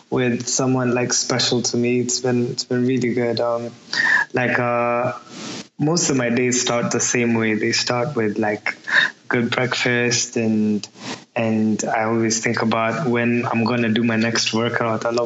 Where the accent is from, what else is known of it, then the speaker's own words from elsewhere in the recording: Manchester, North West England, United Kingdom; No, I'm actually from Manchester.